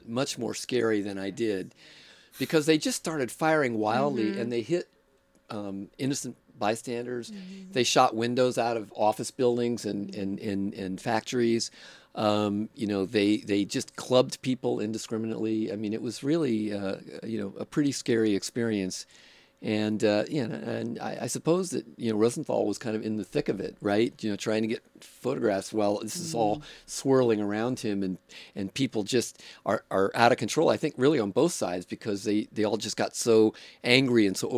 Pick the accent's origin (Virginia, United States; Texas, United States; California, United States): California, United States; Oakland; also born or lived in Berkeley / San Francisco; They drove me and my brother out here when I was 2, and I grew up in Oakland